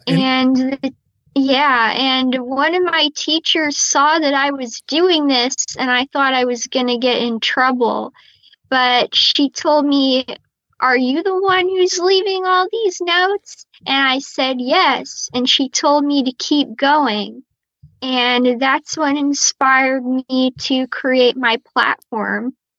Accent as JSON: {"language": "English", "town": "Tampa", "region": "Florida", "country": "United States", "tie": "born or raised there", "moved": "yes", "lives_now": "New York, United States", "said": "my hometown is Tampa Bay"}